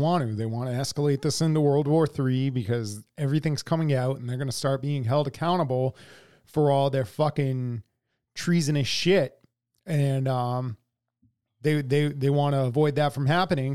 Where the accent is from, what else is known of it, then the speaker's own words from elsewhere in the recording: United States; we're we're all American